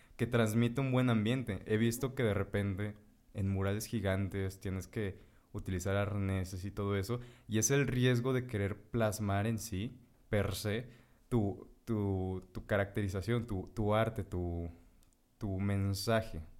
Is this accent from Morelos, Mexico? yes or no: yes; Morelos, Mexico; nosotros somos de Morelos.